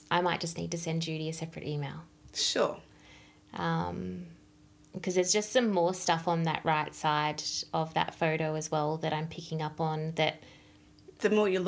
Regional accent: Melbourne, Victoria, Australia; I'm from Melbourne.

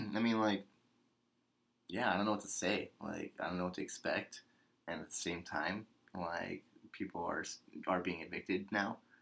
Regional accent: United States; as an American

